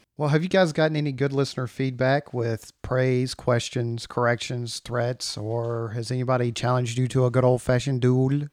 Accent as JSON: {"language": "English", "region": "East Texas", "country": "United States", "tie": "born or raised there", "said": "I grew up in East Texas, which is much more like the Deep South"}